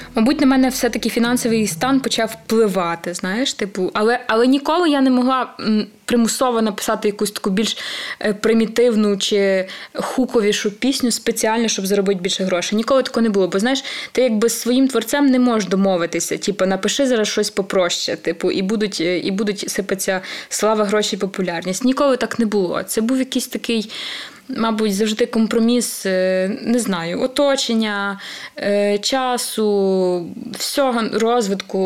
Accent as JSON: {"language": "Ukrainian", "region": "Podillia", "country": "Ukraine", "said": "я сама з Поділля."}